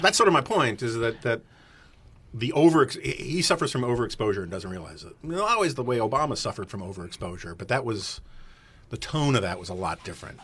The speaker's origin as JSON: {"language": "English", "town": "New York City", "region": "New York", "country": "United States", "tie": "born or raised there", "said": "I grew up in New York City in the 1970s and 80s"}